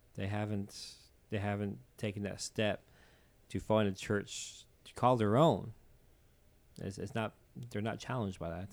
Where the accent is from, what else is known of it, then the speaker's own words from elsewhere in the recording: Newfoundland and Labrador, Canada; accent: Newfoundland; as a Newfoundlander